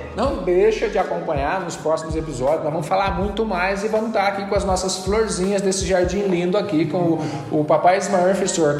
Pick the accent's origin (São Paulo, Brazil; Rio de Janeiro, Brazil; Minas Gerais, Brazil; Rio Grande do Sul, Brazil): São Paulo, Brazil; Aparecida; moved away; eu sou natural de Aparecida, São Paulo